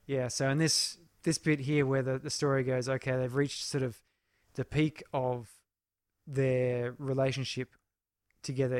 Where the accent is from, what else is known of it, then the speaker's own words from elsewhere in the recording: Canberra, Australian Capital Territory, Australia; where I grew up in Canberra